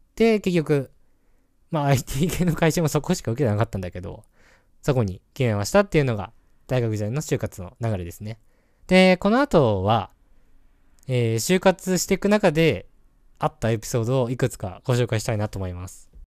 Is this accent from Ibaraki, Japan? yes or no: no; Hokkaido, Japan; 僕は北海道出身